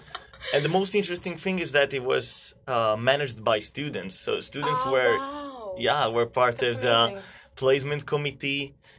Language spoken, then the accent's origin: English; Southern Italy, Italy; now in India; And I'm originally from South Italy, but then my career and university choices have made me go all over the world.